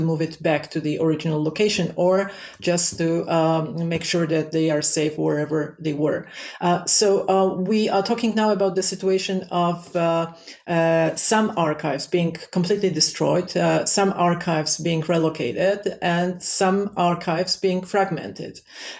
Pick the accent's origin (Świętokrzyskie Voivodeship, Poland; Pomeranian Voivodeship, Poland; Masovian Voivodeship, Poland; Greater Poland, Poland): Świętokrzyskie Voivodeship, Poland; Włoszczowa; born or raised there; now in Kraków, Poland